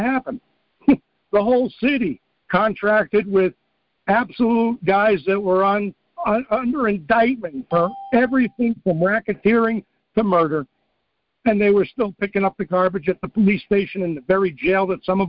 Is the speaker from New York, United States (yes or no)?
yes; New York, United States; moved away; also born or lived in Missoula, Montana; I grew up in New York.